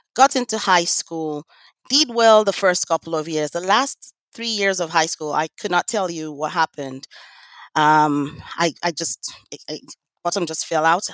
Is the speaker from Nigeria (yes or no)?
yes; Lagos, Nigeria; now in United States; I grew up in Lagos, Nigeria